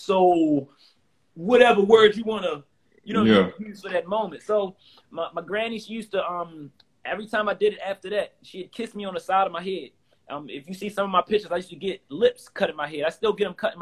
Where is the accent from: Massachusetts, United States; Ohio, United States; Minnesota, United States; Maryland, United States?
Maryland, United States; Baltimore; I'm from South Baltimore